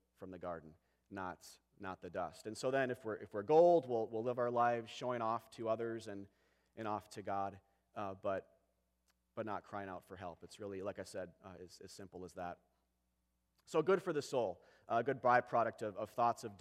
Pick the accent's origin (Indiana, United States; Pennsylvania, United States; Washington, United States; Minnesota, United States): Minnesota, United States; Apple Valley; I grew up in Apple Valley